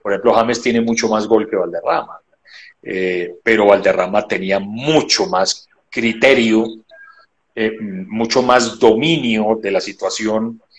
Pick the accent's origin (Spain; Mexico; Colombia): Colombia; somos colombianos todos